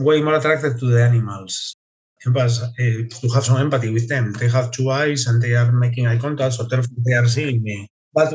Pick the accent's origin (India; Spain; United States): Spain; Asturias; now in United Kingdom; I'm from Asturias, Spain, which is in the north coast of Spain.